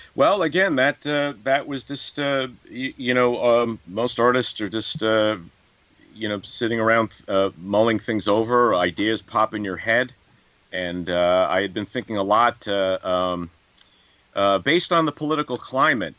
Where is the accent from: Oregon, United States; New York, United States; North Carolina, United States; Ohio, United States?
New York, United States; I'm from New York